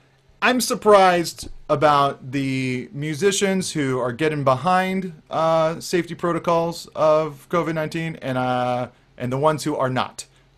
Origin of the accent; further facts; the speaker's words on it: San Diego, California, United States; It represents all aspects of my strange existence, including growing up in San Diego suburbia as a disaffected teenage skateboarder.